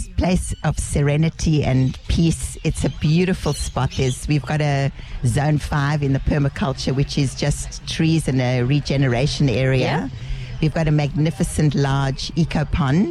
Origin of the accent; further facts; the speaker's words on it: South Africa; now in Kilcare Heights, Australia; I was born in South Africa